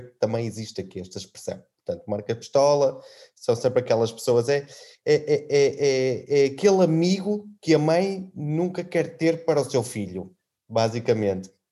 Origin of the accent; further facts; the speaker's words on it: Trás-os-Montes, Portugal; now in Azores, Portugal; eu sou transmontano